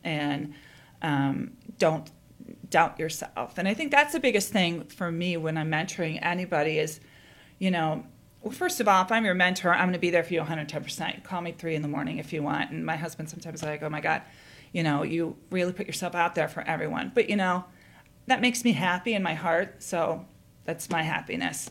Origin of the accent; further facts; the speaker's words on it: East Coast, United States; moved away as an adult; also born or lived in Edinburgh, Scotland; now in Chicago, United States; I grew up in the East Coast, and ended up studying in Scotland at University of Edinburgh